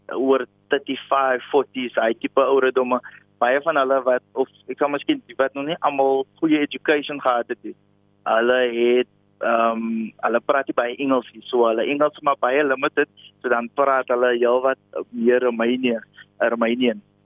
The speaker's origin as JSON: {"language": "Afrikaans", "town": "Ashton", "region": "Western Cape", "country": "South Africa", "tie": "born or raised there", "moved": "yes", "said": "ek kom oorspronklik van Ashton in die Weskaap, pragtige dorpie"}